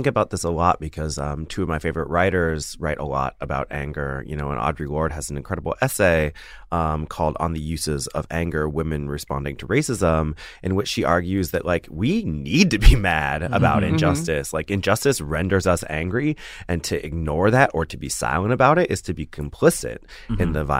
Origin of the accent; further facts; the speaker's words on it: the American West, United States; I'm from the American West where anger is not, you know, people try not to act angry. It's certainly not in public.